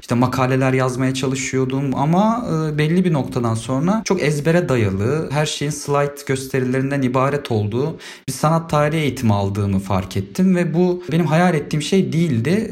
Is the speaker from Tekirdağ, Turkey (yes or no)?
no; Istanbul, Turkey; moved away; also born or lived in Fethiye / Ankara; Şöyle evet ben İstanbul'da doğdum. Liseyi Fethiye'de bitirdim.